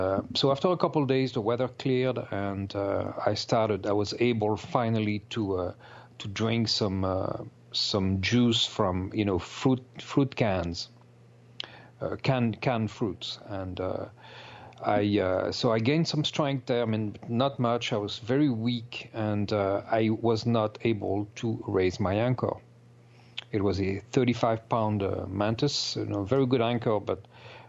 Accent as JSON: {"language": "English", "country": "France", "accent": "French", "second_language": "English", "moved": "as an adult", "said": "I'm originally from France, as you can tell by my accent, probably"}